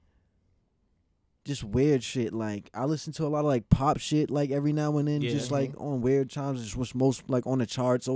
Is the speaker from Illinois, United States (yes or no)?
no; Boston, Massachusetts, United States; I'm from Dorchester